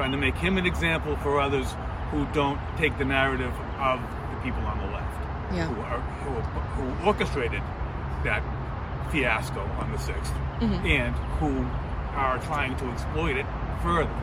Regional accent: Lexington, Massachusetts, United States; now in Georgetown, United States; Originally from Lexington, Massachusetts, but from up, I'm living in Georgetown

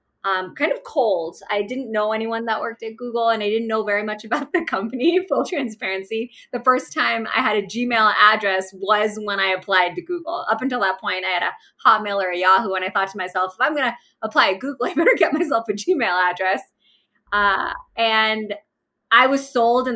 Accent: Pakistan; moved away; I am originally Pakistani. So I was born in Pakistan and my father is a traditional Pakistani man

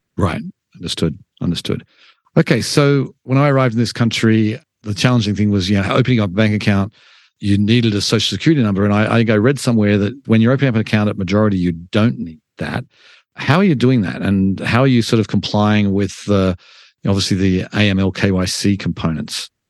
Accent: Australia; now in United States; I'm an immigrant from Australia

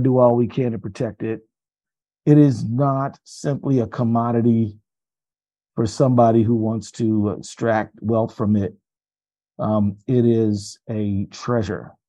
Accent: Minnesota, United States; I'm from Minnesota

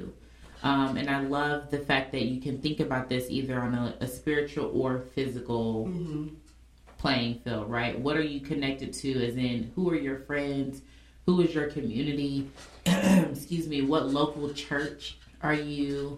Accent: Indianapolis, Indiana, United States; I'm from Indianapolis

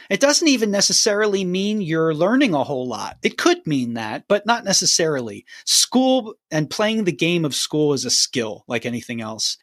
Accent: Philadelphia, Pennsylvania, United States; moved away as an adult; now in Nashville, United States; I grew up in Philly, Pennsylvania

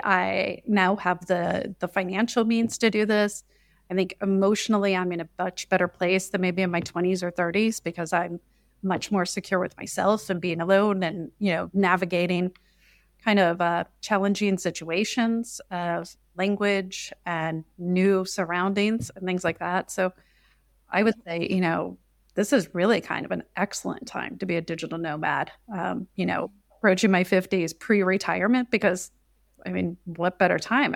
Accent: Midwest, United States; moved away as an adult; also born or lived in China; now in Sicily, Italy; back in the United States, I'm from the Midwest

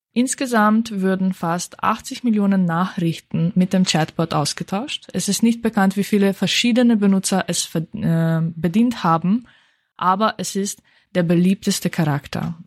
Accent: Slovenia; moved away; da wo ich herkomme

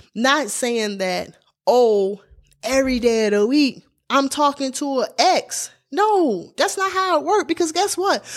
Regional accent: Baltimore, Maryland, United States; I grew up in Baltimore, Maryland

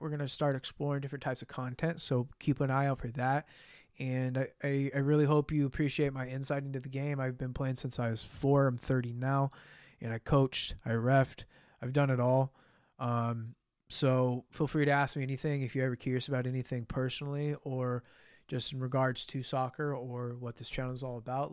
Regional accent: United States; as an American

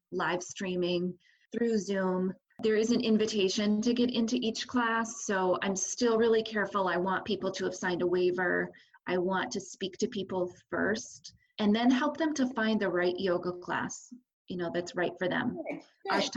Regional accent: Canton, New York, United States; I've lived in Canton my whole life. So I grew up in Canton and I went to school in Potsdam.

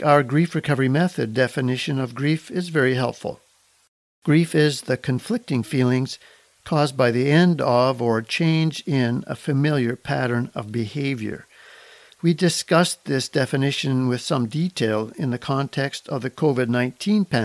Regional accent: Kelowna, British Columbia, Canada; that beautiful city happens to be my hometown. of Kelowna, British Columbia.

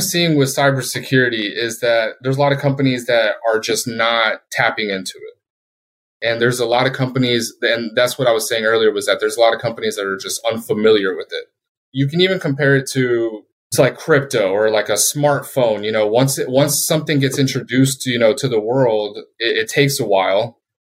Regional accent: Colorado, United States; moved away as an adult; also born or lived in Puerto Rico / Japan / Philippines / Guam; I was born in Puerto Rico, and I was raised in Colorado.

